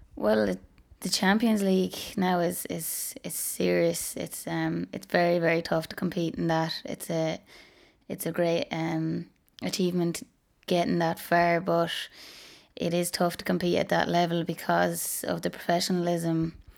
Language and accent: English; Ballinroad, Munster, Ireland; I'm from Ballinroad, um, it's in Waterford. It's just outside Dungarvan